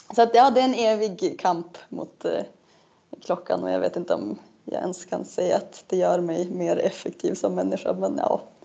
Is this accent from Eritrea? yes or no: no; Norrland, Sweden; also born or lived in Umeå; jag vet inte om jag delar det med fler norrlänningar